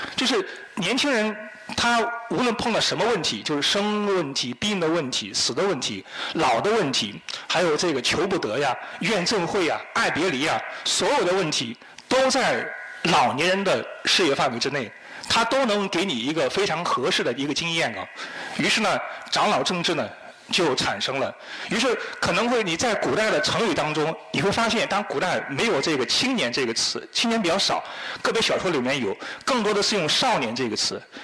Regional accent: Henan, China; 我是河南人

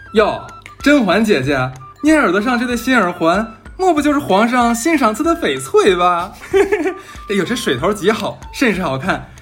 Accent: Northeast China, China; 咱们东北那边其实没有说蘸东西

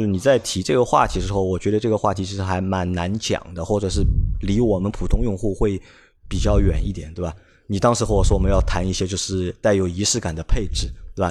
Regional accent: China; 我们中国人

